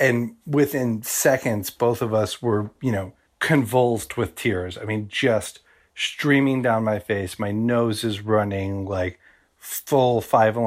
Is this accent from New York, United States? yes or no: yes; New York, United States; I'm from New York